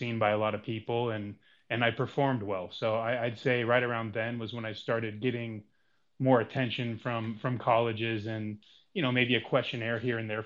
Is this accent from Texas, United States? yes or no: no; Reno, Nevada, United States; born and raised in Reno, Nevada